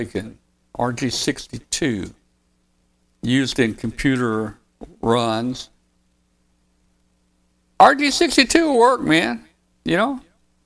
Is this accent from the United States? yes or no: yes; 13 miles from Osceola, Arkansas, United States; I had a friend that lived up in Osceola, Arkansas. It was 13 miles from my hometown.